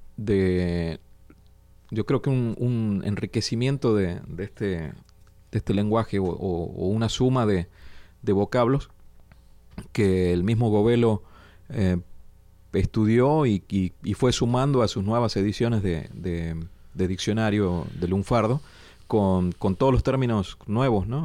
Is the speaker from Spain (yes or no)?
no; Argentina; moved away; siendo argentinos y habiendo crecido allá